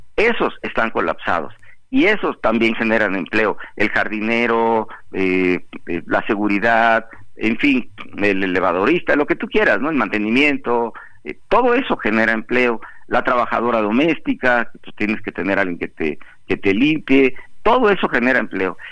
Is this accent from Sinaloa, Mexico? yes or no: no; Acapulco, Guerrero, Mexico; yo soy de Acapulco, porque estoy viviendo en Acapulco